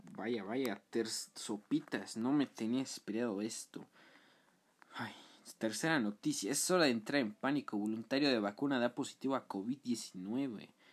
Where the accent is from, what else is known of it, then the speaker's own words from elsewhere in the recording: Mexico; Somos mexicanos